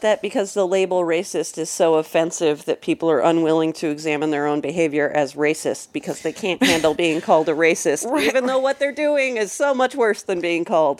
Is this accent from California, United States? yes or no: yes; Napa, California, United States; I grew up in Napa, California.